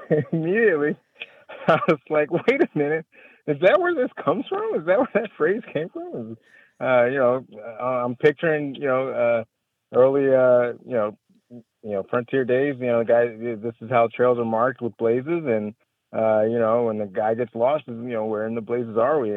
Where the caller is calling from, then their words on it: Waco, Texas, United States; I'm calling from Waco, Texas